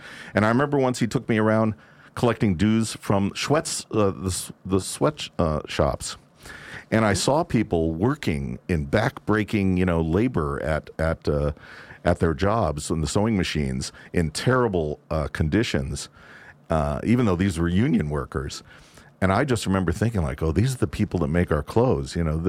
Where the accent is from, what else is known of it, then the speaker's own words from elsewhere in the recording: California, United States; Growing up in Southern California, it just seemed like any time you wanted to plan anything, it was going to happen because you never had to stop because it was raining or anything like that.